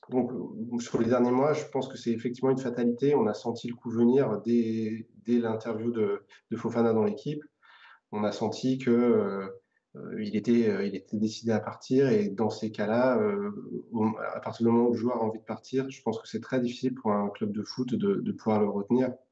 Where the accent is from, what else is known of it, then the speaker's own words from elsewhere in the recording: Saint-Étienne, Auvergne-Rhône-Alpes, France; moved away; je me rends compte vraiment encore plus depuis que je suis parti de Saint-Etienne il y a quelques années.